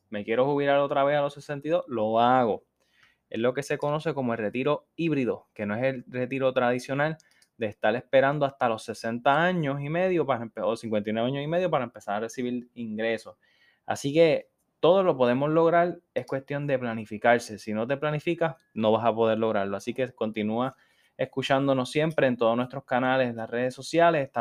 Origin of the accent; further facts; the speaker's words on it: New York, United States; born there; yo soy una persona que desde muy joven he ido a Nueva York, de hecho yo nací en Nueva York